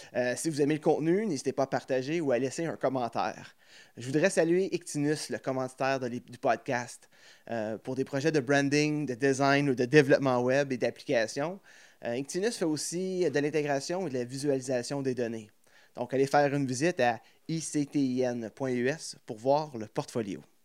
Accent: Plantagenet, Ontario, Canada; je viens de l'Est à Plantagenet

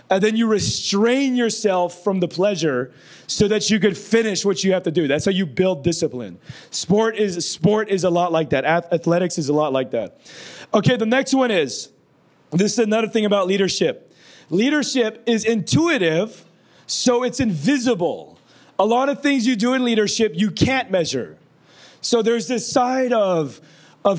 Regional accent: Philippines; I'm brown. I'm Filipino

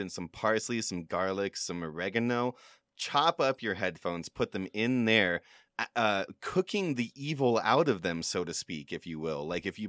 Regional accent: United Kingdom; accent: British; backstory on this, people at home, is I think I've lost my British accent because I've been consuming a lot of Australian media lately, and I just think that it's gone.

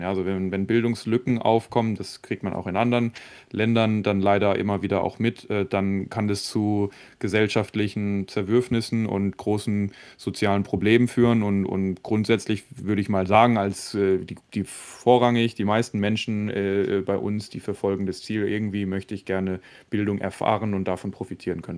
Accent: Germany; bei uns in Deutschland

